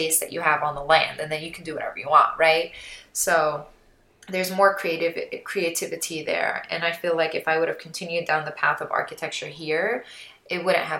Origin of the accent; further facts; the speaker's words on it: Jordan; moved away; also born or lived in New York, United States / Palestine (heritage); I am a Palestinian heritage. I grew up in Jordan, but I was born in New York, and my dad's side of family are all in New York.